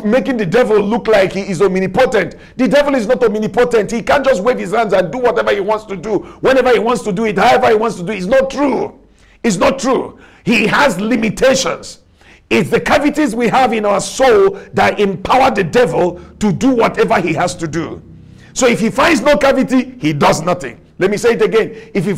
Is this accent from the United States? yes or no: no; Nigeria; accent: Nigerian; I speak with my Nigerian accent.